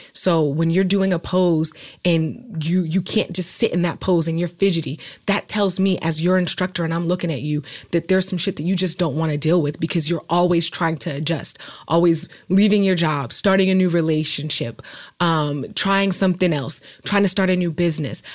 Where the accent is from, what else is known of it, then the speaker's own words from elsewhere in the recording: Oakland, California, United States; I'm from Oakland, California